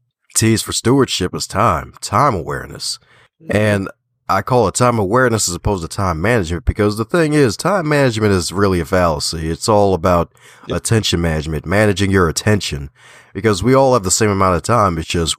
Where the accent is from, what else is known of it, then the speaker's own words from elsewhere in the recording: Baltimore, Maryland, United States; I'm like, I'm from Baltimore. Don't worry. Just because I put the T in there, I'm still from Baltimore here.